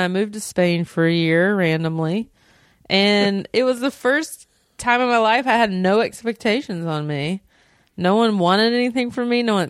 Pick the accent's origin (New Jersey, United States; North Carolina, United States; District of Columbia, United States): North Carolina, United States; Belmont; moved away as an adult; now in Los Angeles, United States; My hometown's a pretty lovely hometown, a little bright spot in that conservative area of the South. What town? It's called Belmont. It's right outside of Charlotte, North Carolina.